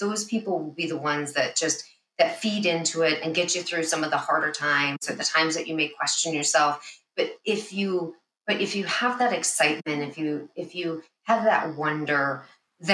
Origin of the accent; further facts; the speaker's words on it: Chicago, Illinois, United States; I'm born and raised in the Chicago area